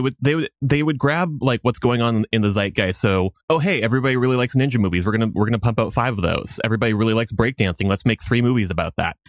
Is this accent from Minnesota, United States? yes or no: yes; Minnesota, United States; now in Boston, United States; I am Minnesotan by birth